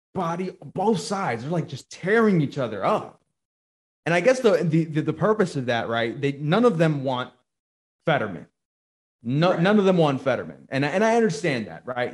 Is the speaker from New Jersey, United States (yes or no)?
yes; New Jersey, United States; now in Georgia, United States; I'm originally from Jersey